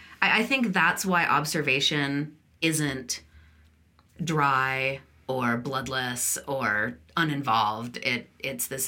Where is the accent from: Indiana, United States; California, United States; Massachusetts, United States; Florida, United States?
California, United States; moved away; I didn't grow up here. I grew up in California